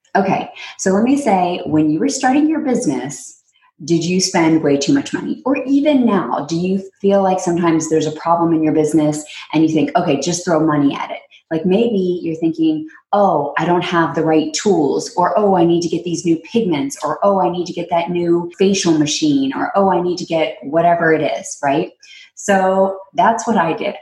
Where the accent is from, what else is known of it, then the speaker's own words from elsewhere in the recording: Texas, United States; also born or lived in New York; now in California, United States; Texas when I grew up